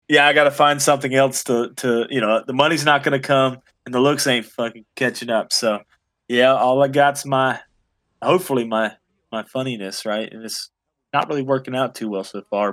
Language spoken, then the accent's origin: English; Florida, United States; I grew up in in Florida